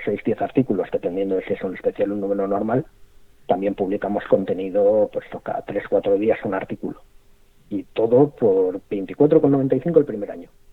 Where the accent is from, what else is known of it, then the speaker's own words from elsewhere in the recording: Spain; siendo españoles